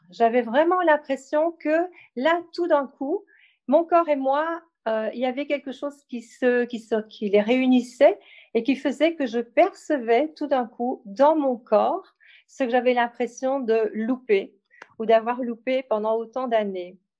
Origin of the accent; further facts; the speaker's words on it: Belgium; also born or lived in Ardennes, Belgium; je suis belge et j'habite euh, en Belgique